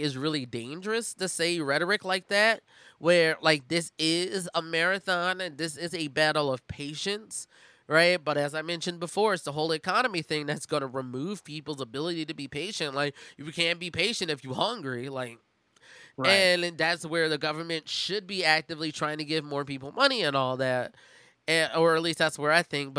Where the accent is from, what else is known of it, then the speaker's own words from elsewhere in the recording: Philadelphia, Pennsylvania, United States; my hometown, Philadelphia